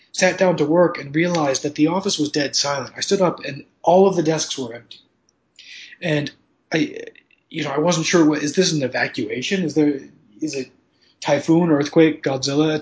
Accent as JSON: {"language": "English", "country": "United States", "moved": "as an adult", "lives_now": "Taipei, Taiwan", "said": "I'm an American engineer"}